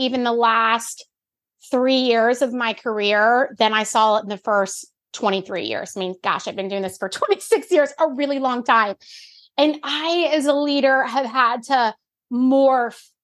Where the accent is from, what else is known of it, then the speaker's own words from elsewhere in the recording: Florida, United States; now in the Carolinas, United States; I grew up in Florida